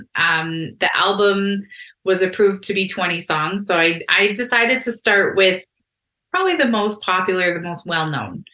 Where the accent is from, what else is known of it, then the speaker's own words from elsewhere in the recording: Fort Erie, Ontario, Canada; moved away; I grew up here. I grew up in Fort Erie